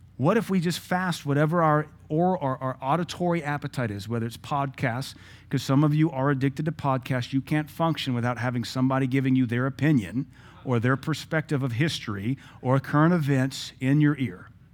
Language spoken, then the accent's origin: English; Seattle, Washington, United States; now in Cookeville, United States; I grew up in Seattle.